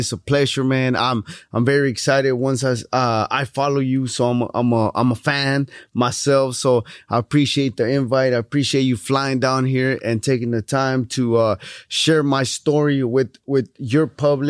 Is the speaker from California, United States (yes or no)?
no; Houston, Texas, United States; All right, so I was born and raised here in Houston, Texas. My parents are from Mexico.